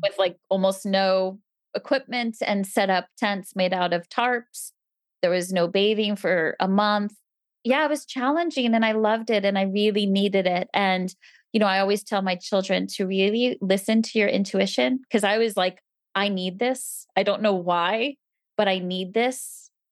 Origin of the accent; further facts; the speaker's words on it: New Jersey, United States; moved away; I grew up in New Jersey